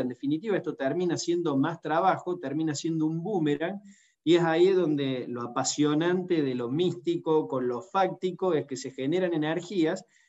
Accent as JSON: {"language": "Spanish", "country": "Argentina"}